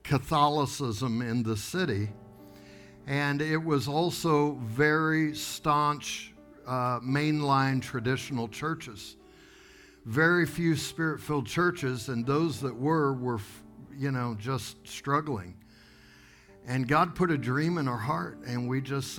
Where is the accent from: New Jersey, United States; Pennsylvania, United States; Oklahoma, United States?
Oklahoma, United States; Tulsa; accent: Okie; moved away as an adult; we're here from Tulsa, Oklahoma, and we're pastoring a church